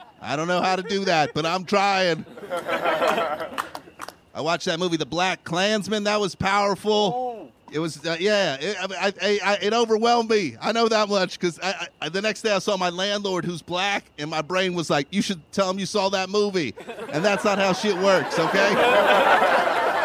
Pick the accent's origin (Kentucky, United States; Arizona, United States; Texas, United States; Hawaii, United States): Kentucky, United States; now in Los Angeles, United States; I'm from Kentucky